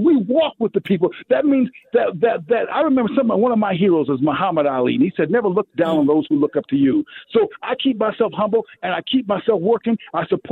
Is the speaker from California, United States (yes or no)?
no; Minneapolis, Minnesota, United States; I'm from North Minneapolis